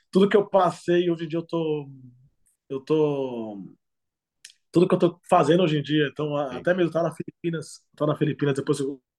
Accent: Brazil; moved away; also born or lived in Latvia / Lithuania; lá na favela onde eu, onde eu sempre cresci jogando futebol

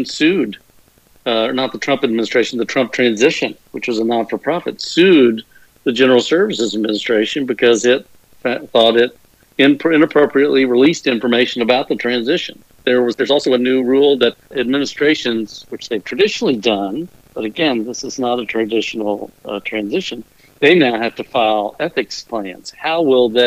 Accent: Texas, United States; I'm an Irish Texan.

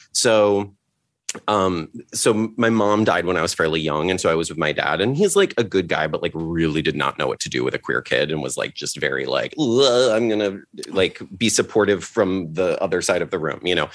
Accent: Litchfield, Connecticut, United States; also born or lived in Seattle; now in Los Angeles, United States; I grew up in Litchfield

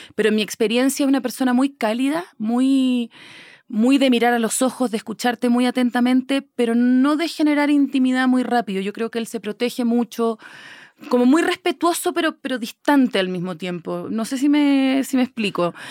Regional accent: Chile; moved away as an adult; now in Mexico City, Mexico; yo soy chilena, estoy radicada en México hace cuatro años, pero soy chilena

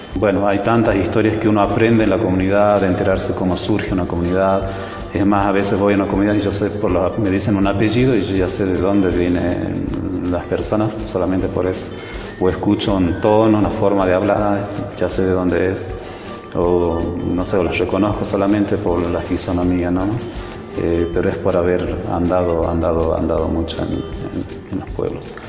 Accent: Rumicruz, Jujuy, Argentina; Nací en Rumicruz. Rumicruz queda al este de Abrapampa, veinticinco kilómetros.

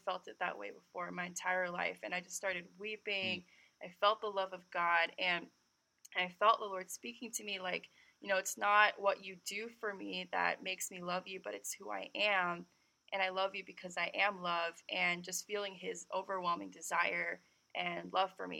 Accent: California, United States; I was born and raised in California, but my background is Korean

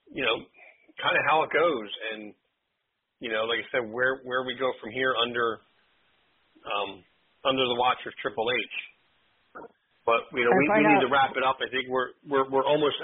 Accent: Clementon, New Jersey, United States; my hometown of Clementon

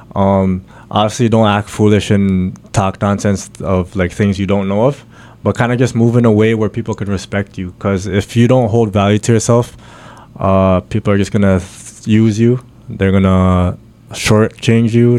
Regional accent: Pickering, Ontario, Canada; also born or lived in Bahrain / Ajax / Scarborough; I was born in Bahrain. Uh, my family's out from the Philippines, so I have the Filipino blood in me. Um, moved to Canada, Boom, out in Durham, Pickering side

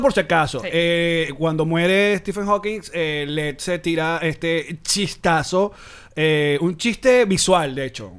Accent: Maracay, Aragua, Venezuela; moved away; yo de chamo, cuando íbamos al a la casa portuguesa en Maracay

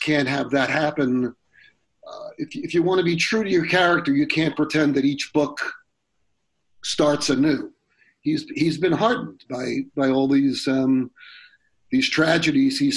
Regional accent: Long Island, New York, United States; I grew up on Long Island in a lily white area

